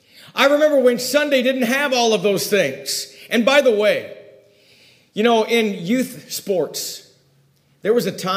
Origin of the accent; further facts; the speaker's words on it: Ojai, California, United States; also born or lived in Oak View; the hometown that I grew up in Ojai